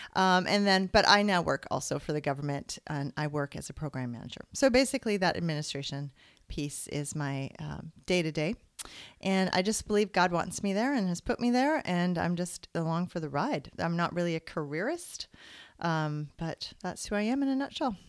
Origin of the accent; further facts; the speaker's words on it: British Columbia, Canada; moved away as an adult; now in Ontario, Canada; I'm originally from British Columbia